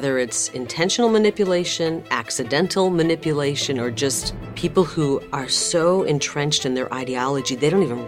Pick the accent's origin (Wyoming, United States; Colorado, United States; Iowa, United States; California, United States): Iowa, United States; Bettendorf; moved away as an adult; now in Phoenix, United States; I was born and raised in Bettendorf, Iowa, part of the Quad Cities.